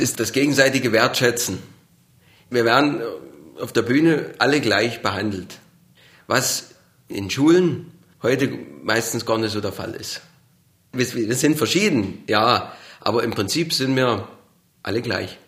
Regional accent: Burgau, Saxony, Germany; accent: Saxon; Ich komme aus Burgau in Sachsen

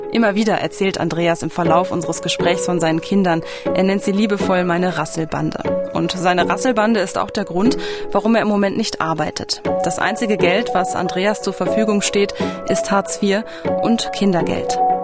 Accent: Germany; bei uns in Deutschland

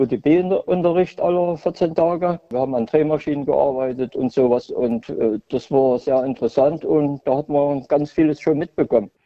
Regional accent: Hohenmölsen, Saxony-Anhalt, Germany; bin ja hier groß geworden in der DDR

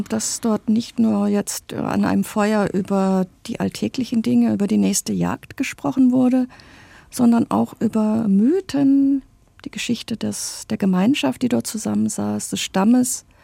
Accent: West Germany, Germany; ich bin ja in Westdeutschland aufgewachsen, obwohl mein Vater in Jena studiert hatte, aber später haben wir in Westdeutschland gelebt

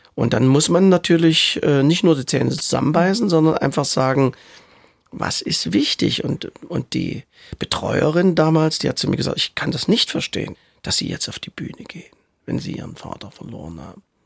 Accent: Saxony, Germany; accent: Saxon; das Sächsisch, was ich spreche, ist zwar Sächsisch, aber sehr gut verständlich

